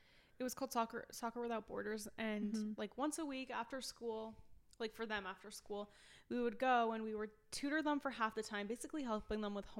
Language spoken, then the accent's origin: English; New Jersey, United States; moved away as an adult; now in Baltimore, United States; everybody's been thrilled to hear that I'm from New Jersey and I've come here right. for school.